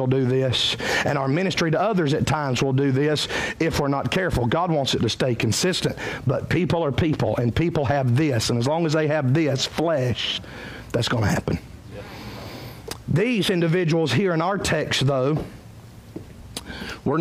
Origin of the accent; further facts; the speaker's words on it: Cowpens, South Carolina, United States; I'm from Cowpens.